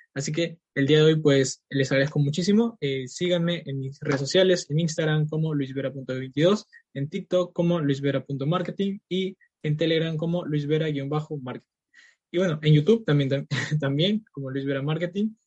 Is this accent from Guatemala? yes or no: no; Peru; soy de Perú